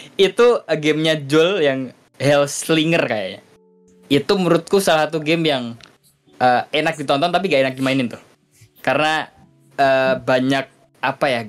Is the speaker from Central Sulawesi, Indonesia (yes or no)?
no; Kudus, Central Java, Indonesia; di kotaku Kudus ada dua Sunan